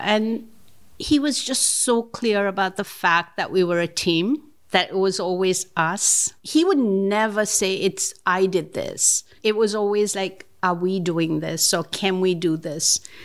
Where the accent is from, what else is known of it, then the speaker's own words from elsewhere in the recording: Mumbai, Maharashtra, India; moved away as an adult; now in New York, United States; I grew up in Bombay. I grew up in Mumbai